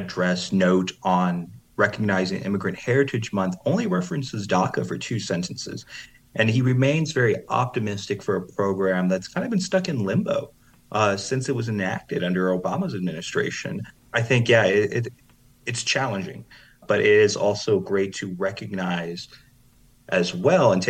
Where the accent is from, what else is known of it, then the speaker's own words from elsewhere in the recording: East Chicago, Indiana, United States; moved away; in my hometown of East Chicago, Indiana